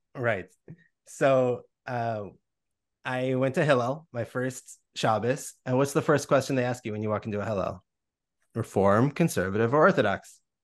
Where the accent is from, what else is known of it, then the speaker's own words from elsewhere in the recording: United States; raised with that view as American Jews